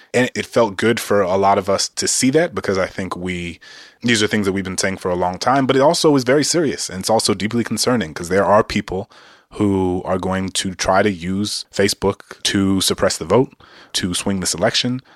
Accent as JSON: {"language": "English", "town": "New Orleans", "region": "Louisiana", "country": "United States", "tie": "born or raised there", "said": "Dillard University, which is a historically black university in my hometown"}